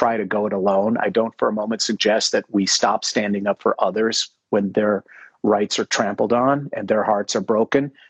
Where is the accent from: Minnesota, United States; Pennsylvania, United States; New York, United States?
Minnesota, United States; Minneapolis; I grew up in Minneapolis. My father's business was three blocks, my whole childhood, from where George Floyd was murdered